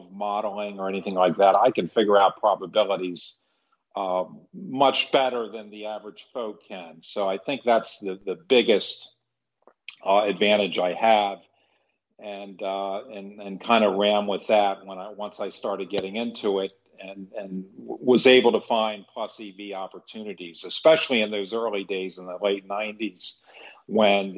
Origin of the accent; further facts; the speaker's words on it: Maryland, United States; I grew up on the East Coast in Maryland